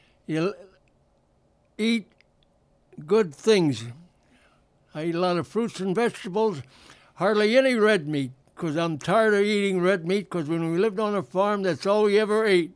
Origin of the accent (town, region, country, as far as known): Defiance, Ohio, United States; moved away as an adult; now in Chicago, United States